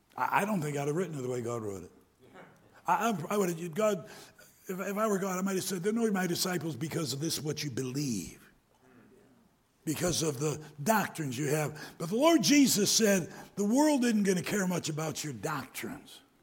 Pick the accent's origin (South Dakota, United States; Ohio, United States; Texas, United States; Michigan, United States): Michigan, United States; Detroit; moved away; also born or lived in Greenville, South Carolina; I was born in Greenville, South Carolina, but when I was young, my dad took the Detroit Rescue Mission, and I spent a lot of about 10 years of my lifetime. I was maybe in first grade till I actually went off to high school in the Detroit area